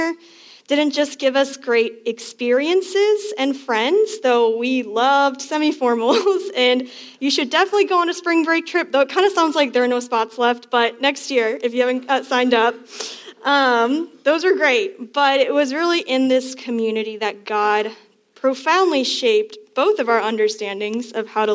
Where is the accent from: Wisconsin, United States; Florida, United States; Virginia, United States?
Virginia, United States; Northern; I'm from Northern Virginia